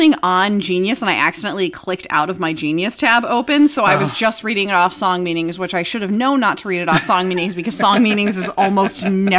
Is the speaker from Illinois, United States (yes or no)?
no; Atlanta, Georgia, United States; I grew up in Atlanta.